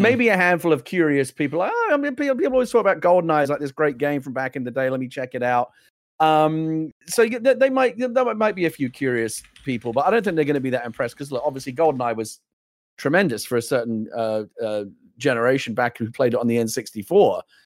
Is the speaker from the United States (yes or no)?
no; England, United Kingdom; an English person